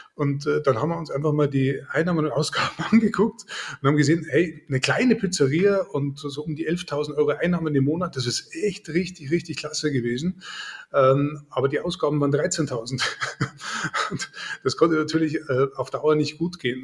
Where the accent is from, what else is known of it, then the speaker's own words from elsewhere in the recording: Germany; bei uns in Deutschland